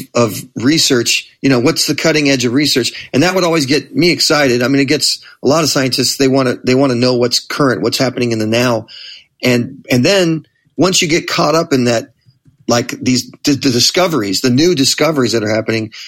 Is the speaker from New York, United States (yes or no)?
no; Manhattan Beach, California, United States; I grew up in Manhattan Beach, which is another just another suburb in that general area